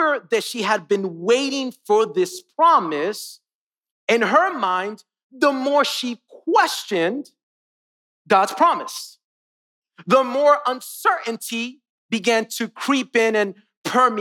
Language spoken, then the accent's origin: English; Miami, Florida, United States; now in North Carolina, United States; I was born and raised in Miami, and then I moved to North Carolina.